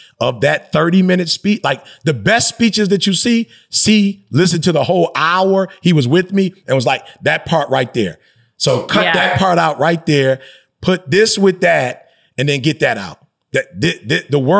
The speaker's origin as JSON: {"language": "English", "town": "Detroit", "region": "Michigan", "country": "United States", "tie": "born or raised there", "said": "I grew up in Detroit"}